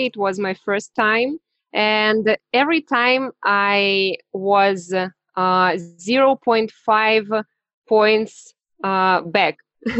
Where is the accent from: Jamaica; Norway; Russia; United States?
Russia; Siberia; English is a second language; I'm from Russia. Siberia.